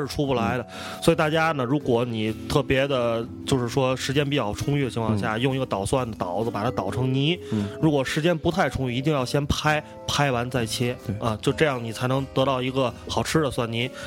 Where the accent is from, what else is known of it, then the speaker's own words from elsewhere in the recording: Tianjin, China; 因为我们都是天津人，对吧？从小在天津长大的